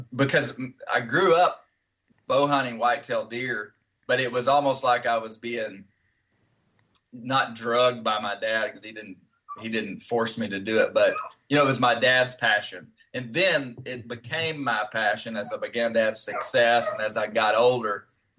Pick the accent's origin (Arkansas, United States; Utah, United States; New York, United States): Arkansas, United States; Steve, I grew up in Western Arkansas, and my father was my grandfather.